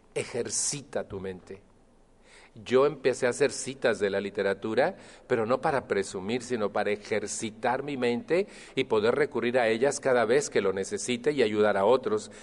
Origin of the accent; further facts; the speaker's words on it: Mexico; moved away; estoy refiriéndome a México, de donde yo vengo